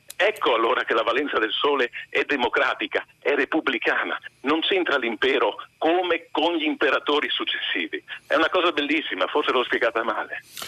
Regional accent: Friuli-Venezia Giulia, Italy; io friulano

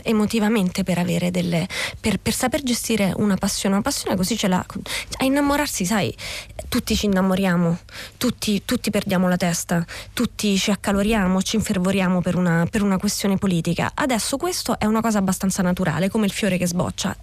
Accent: Scauri, Lazio, Italy; io sono di Scauri

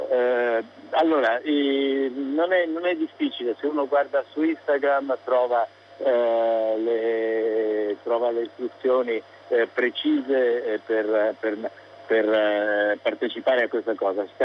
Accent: Naples, Campania, Italy; Io sono di Napoli

